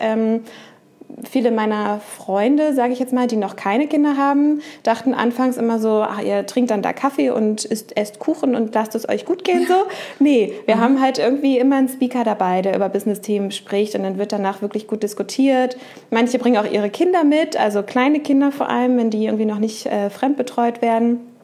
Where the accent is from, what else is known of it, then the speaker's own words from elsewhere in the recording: Uelzen, Lower Saxony, Germany; moved away as an adult; also born or lived in Hannover / Duisburg / Düsseldorf; Ich bin in Uelzen geboren, falls das jemand von denen da draußen kennt. Ich habe dort 19 mhm. Jahre gewohnt